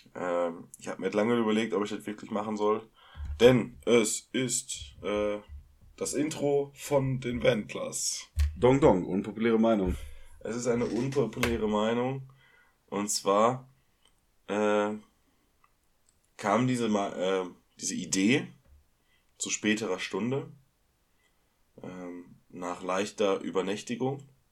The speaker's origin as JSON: {"language": "German", "area": "Ruhr area", "region": "North Rhine-Westphalia", "country": "Germany", "said": "wir kommen aus dem, aus dem Ruhrgebiet"}